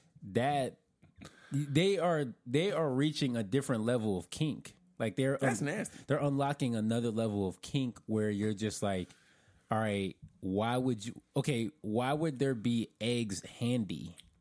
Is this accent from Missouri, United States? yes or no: no; Florida, United States; I'm from the South. This is true.